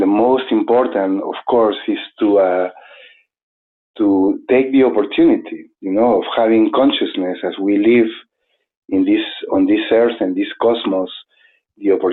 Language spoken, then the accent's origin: English; Arequipa, Peru; moved away as an adult; also born or lived in Cusco, Peru; now in New Mexico, United States; I was born in Arequipa in Peru